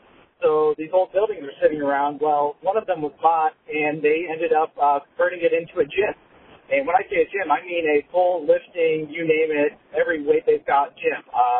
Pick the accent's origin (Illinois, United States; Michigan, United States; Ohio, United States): Ohio, United States; Barberton; now in North Carolina, United States; My hometown of Barberton, Ohio, has many more churches than they needed, and the population has declined by about a third in the past 20 or 30 years.